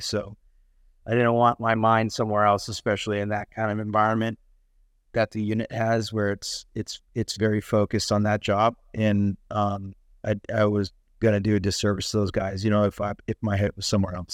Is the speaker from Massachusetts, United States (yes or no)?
yes; Massachusetts, United States; moved away as an adult; also born or lived in North Carolina / Arizona; I grew up in Massachusetts, uh, born and raised.